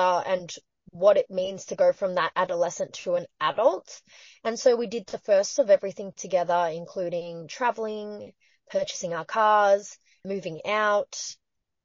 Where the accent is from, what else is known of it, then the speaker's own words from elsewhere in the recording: Patterson Lakes, Victoria, Australia; I'm Chinese Australian, but back in the 90s, in the suburb that I grew up in Victoria, there's a small town called Paterson Lakes.